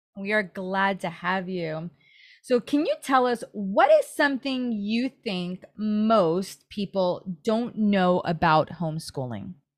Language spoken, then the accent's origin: English; New York City, New York, United States; also born or lived in New Jersey; now in San Diego, United States; I grew up in Brooklyn and I moved to New Jersey.